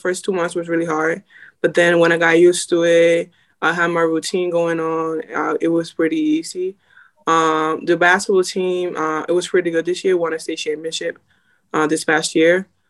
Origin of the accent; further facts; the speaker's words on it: Dominican Republic; moved away; Like I came from Dominican Republic, and I found out the school that I was at, it was closing now.